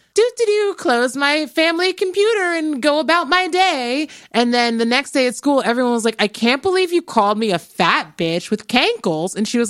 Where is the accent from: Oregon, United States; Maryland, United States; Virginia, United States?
Maryland, United States; moved away as an adult; also born or lived in Pennsylvania; And I went to school in Pennsylvania. I'm from Maryland.